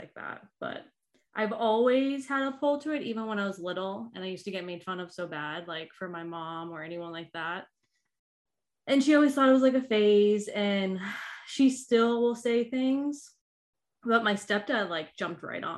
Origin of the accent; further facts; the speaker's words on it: Boston, Massachusetts, United States; moved away; I grew up, we lived in a few different parts, but my main running grounds were South Boston